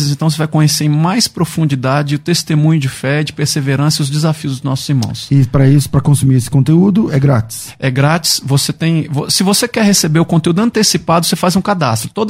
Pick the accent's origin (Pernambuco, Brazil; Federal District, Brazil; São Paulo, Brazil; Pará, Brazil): Federal District, Brazil; Brasília; also born or lived in Curitiba; Eu sou natural de Brasília.